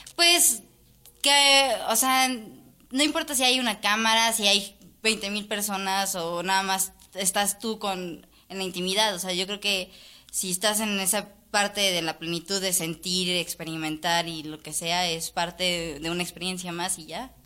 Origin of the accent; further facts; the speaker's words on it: Mexico City, Mexico; como mexicanos y como chilangos, que también bien soy